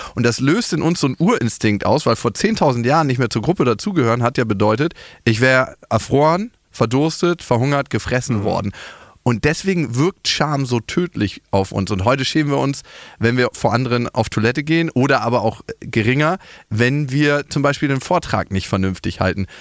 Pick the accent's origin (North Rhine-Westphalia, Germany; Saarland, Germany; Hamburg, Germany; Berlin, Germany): Berlin, Germany; ich bin in Berlin geboren, ich kenne hier die Hochhäuser